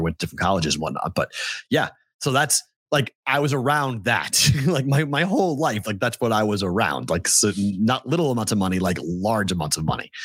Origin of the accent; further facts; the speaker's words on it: Andover, Massachusetts, United States; I was born in Andover, Massachusetts